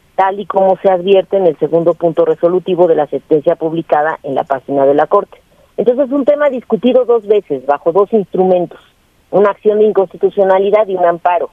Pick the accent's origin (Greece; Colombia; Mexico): Mexico; nosotros como mexicanas y mexicanos